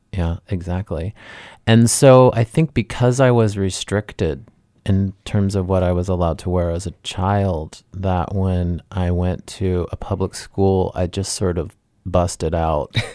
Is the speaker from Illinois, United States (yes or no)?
no; Dayton, Ohio, United States; I'm from Ohio